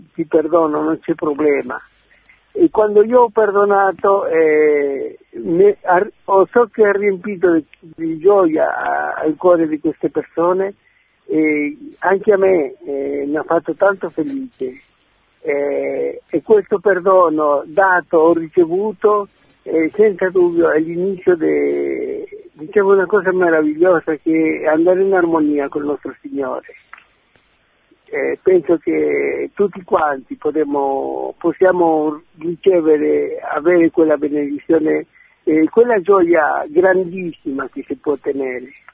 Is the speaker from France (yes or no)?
no; Argentina; now in Genoa, Italy; Sono argentino e sono di Genova